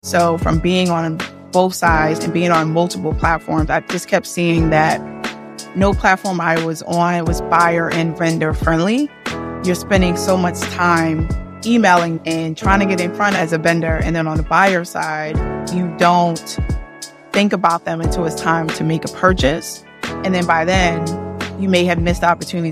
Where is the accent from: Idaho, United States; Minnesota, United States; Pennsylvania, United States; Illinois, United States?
Pennsylvania, United States; Philadelphia; I'm born and raised in Philadelphia